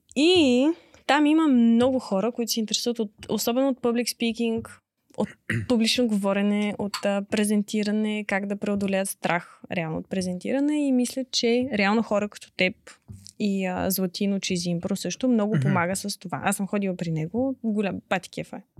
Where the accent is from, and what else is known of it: Pleven, Pleven Province, Bulgaria; now in Sofia, Bulgaria